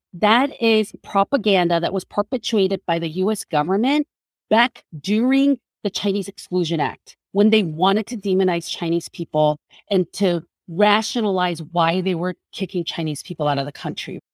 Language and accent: English; South Korea; now in United States; I was a Korean woman